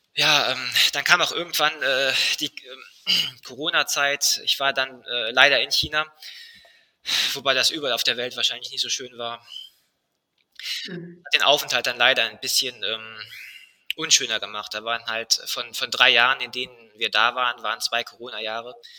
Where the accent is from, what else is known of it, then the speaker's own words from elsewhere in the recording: Germany; bei uns in Deutschland